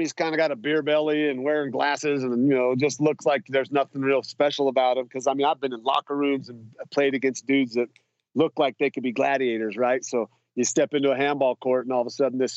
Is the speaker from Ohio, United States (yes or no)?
no; Idaho, United States; I grew up in Idaho with some pretty, you know, open-minded parents and family